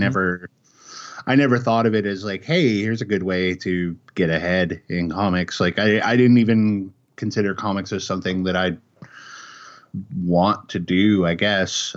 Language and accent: English; Chicago, Illinois, United States; moved away as an adult; also born or lived in Kansas City, Missouri; now in Oregon, United States; I grew up in Chicago. I lived there for twenty-five years